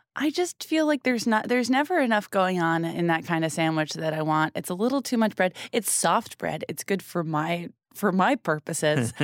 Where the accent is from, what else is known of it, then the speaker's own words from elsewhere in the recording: New England, United States; I'm from New England